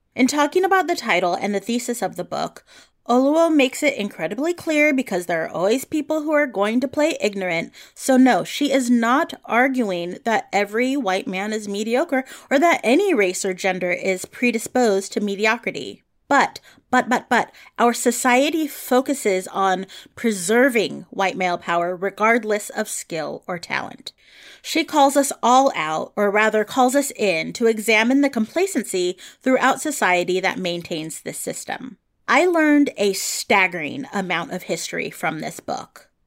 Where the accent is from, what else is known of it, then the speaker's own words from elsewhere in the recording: San Francisco Bay Area, California, United States; I grew up in the San Francisco Bay Area